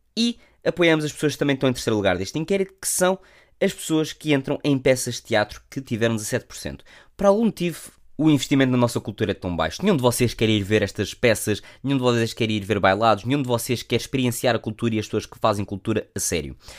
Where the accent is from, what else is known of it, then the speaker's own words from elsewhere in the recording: Portugal; como bons portugueses que somos